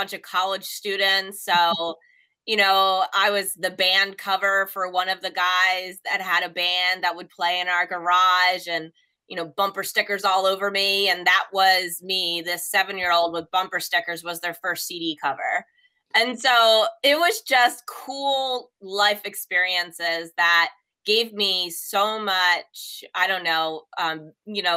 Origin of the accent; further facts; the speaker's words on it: Ewing, New Jersey, United States; we lived in Ewing